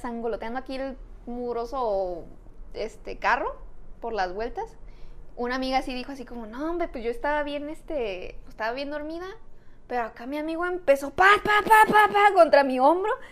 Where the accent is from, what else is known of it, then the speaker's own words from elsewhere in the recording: Tijuana, Baja California, Mexico; somos de Tijuana